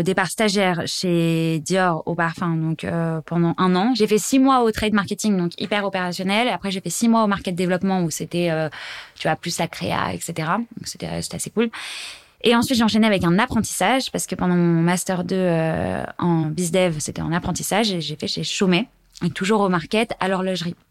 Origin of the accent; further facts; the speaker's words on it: Savoie, Auvergne-Rhône-Alpes, France; moved away; also born or lived in Paris; Je viens de la Savoie